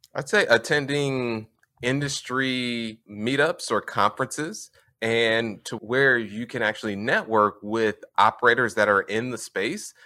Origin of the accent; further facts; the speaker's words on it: Indianapolis, Indiana, United States; I grew up, born and raised in Indianapolis, Indiana